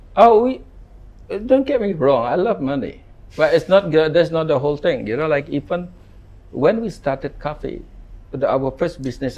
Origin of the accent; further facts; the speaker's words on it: Ubud, Bali, Indonesia; I grew up in Ubud. Mm. Uh, no shoes, no asphalt road.